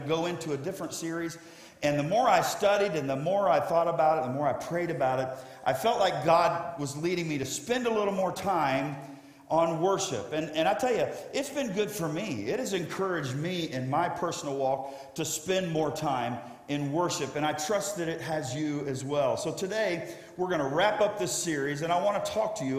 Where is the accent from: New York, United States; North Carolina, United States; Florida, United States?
Florida, United States; South; also born or lived in Ohio; I grew up in South Florida